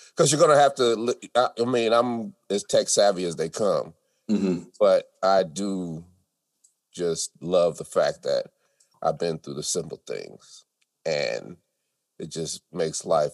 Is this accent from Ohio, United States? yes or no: no; New York, United States; the people who are hardcore, we're from New York, we don't like nobody.